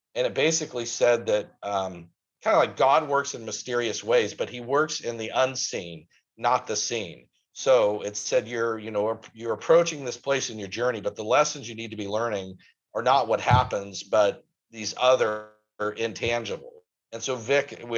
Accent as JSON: {"language": "English", "town": "Coos Bay", "region": "Oregon", "country": "United States", "tie": "born or raised there", "said": "I'm from Coos Bay, born and raised there"}